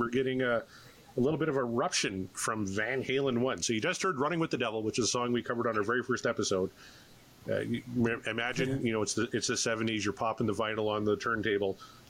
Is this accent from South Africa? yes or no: no; Canada; I'm a Canadian